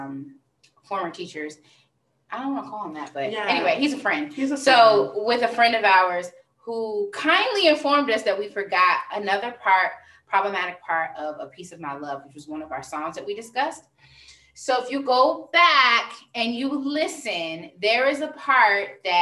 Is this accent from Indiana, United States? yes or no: no; Virginia, United States; we're from Virginia